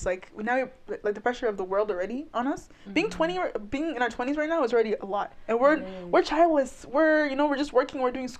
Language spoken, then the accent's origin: English; Canada; I grew up in Canada